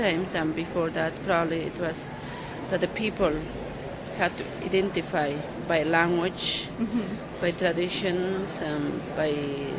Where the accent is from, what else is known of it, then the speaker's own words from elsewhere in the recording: Chinchero, Cusco, Peru; English is a second language; Chinchero, which is my hometown.